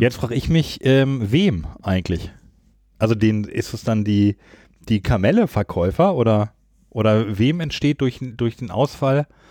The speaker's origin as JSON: {"language": "German", "region": "Lower Saxony", "country": "Germany", "moved": "yes", "lives_now": "Düsseldorf, Germany", "said": "Ich komme ja aus Niedersachsen"}